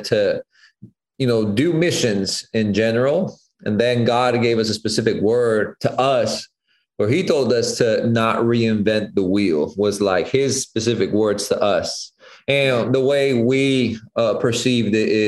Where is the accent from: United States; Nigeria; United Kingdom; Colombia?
Colombia; growing up in Colombia, my dad, I mean, in general, the Colombian culture is very like coffee centered